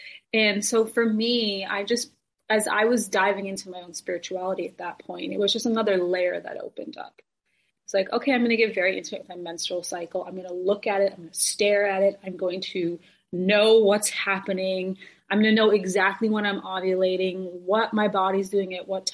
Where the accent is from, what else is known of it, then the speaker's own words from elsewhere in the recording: India; I'm from India. Hinduism is the religion that I was born into